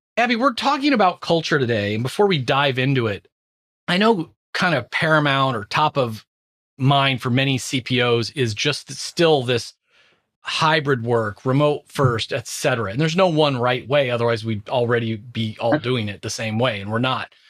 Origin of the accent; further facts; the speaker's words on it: Southern California, United States; moved away; I was born in Southern California, still have tons of friends and family there